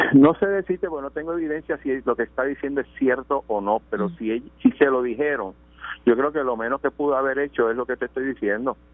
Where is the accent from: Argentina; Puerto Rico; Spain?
Puerto Rico; Caguas; Soy de Caguas y mi distrito coge Caguas y Gurabo.